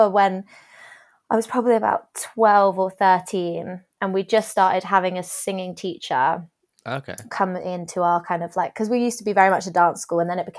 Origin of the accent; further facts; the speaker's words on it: South West England, United Kingdom; because I'm from Dorset